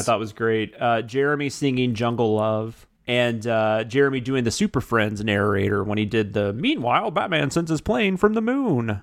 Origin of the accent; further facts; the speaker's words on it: the South, United States; I'm in the South and I grew up in the South